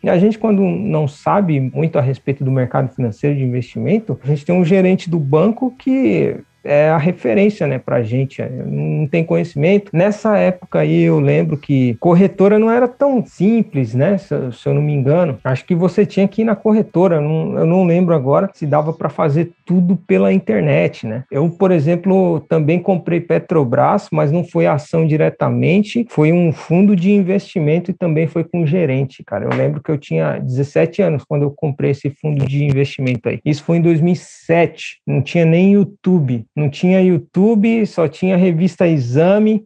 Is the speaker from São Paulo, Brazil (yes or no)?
yes; São Paulo, Brazil; now in Japan; Lá no Brasil, em São Paulo, sou lá de São Paulo.